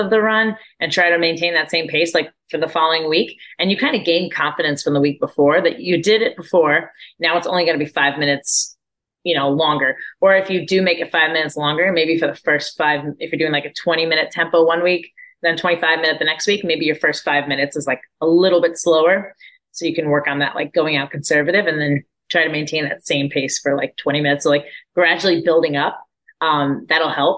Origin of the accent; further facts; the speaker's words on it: Orlando, Florida, United States; my hometown of Orlando